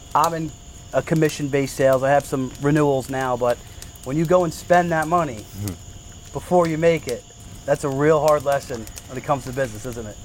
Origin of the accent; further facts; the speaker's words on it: Brick, New Jersey, United States; being from Brick